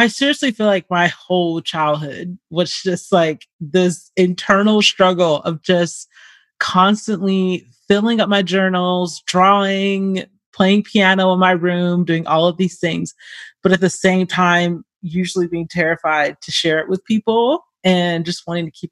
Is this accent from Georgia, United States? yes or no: yes; Atlanta, Georgia, United States; moved away; also born or lived in Long Beach, California; we ended up moving to Georgia when I was very young